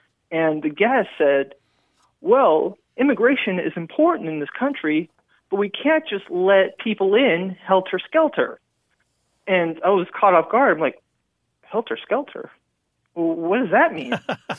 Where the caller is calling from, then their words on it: San Antonio, Texas, United States; I'm calling from San Antonio, Texas.